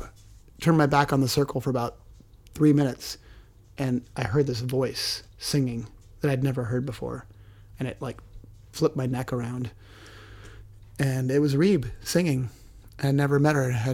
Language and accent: English; Orcas Island, Washington, United States; also born or lived in Oregon; growing up on Orcas Island in Washington, pretty small community